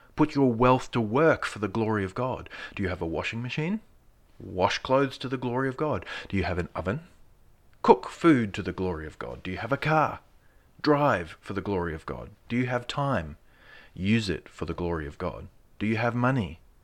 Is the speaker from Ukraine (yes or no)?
no; Australia; being an Australian